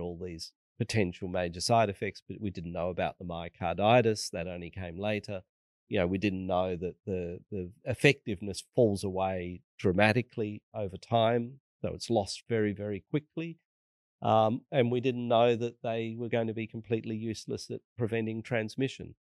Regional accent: Australia; as an Australian

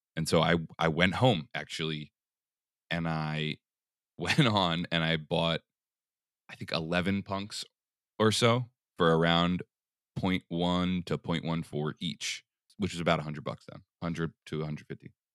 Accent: Philadelphia, Pennsylvania, United States; moved away as an adult; also born or lived in Portland, Oregon; I, I grew up in Philly, in the city, till I was, like, in fourth grade or so, then we moved to the burbs

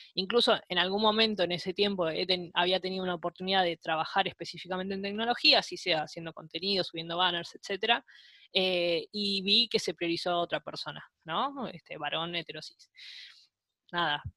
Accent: Avellaneda, Buenos Aires Province, Argentina; also born or lived in Lomas de Zamora; nací en Lomas de Zamora, pero al poquito tiempo me vine para Avellaneda, así que yo siento que eh, gran parte mía de, acá de Avellaneda

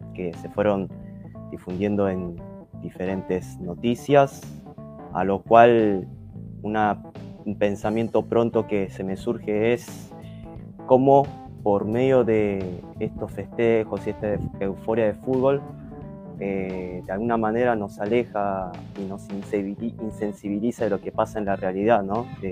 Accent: Argentina; como argentino

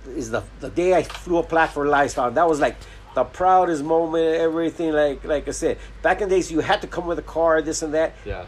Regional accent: Los Angeles, California, United States; I grew up in Boyle Heights

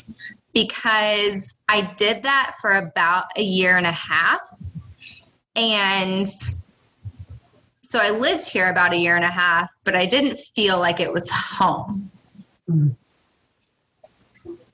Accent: Kanopolis, Kansas, United States; also born or lived in Manhattan, Kansas; now in Cawker City, United States; I grew up in Kanopolis. So I am small town, Kanopolis, Kansas

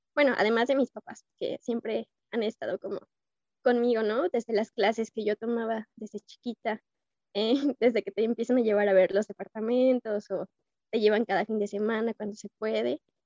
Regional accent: Irapuato, Guanajuato, Mexico; soy originaria de Irapuato

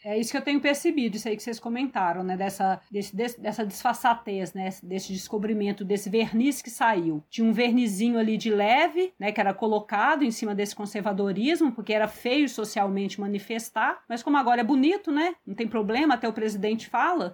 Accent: Minas Gerais, Brazil; eu sou mineira

